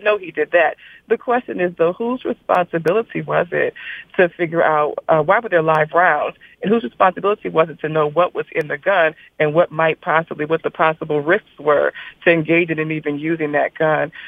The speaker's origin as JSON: {"language": "English", "region": "South Louisiana", "country": "United States", "tie": "born or raised there", "said": "I grew up in South Louisiana with a, with parents from North Louisiana"}